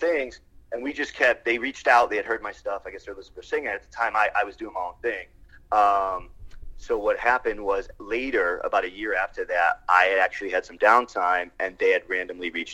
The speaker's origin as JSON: {"language": "English", "region": "Connecticut", "country": "United States", "moved": "as an adult", "lives_now": "California, United States", "said": "I'm originally from Connecticut"}